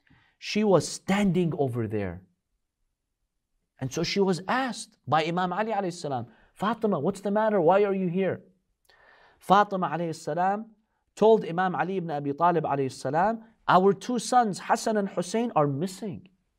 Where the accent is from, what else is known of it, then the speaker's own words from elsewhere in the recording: Russia; I grew up in Russia. And it's very cold over here.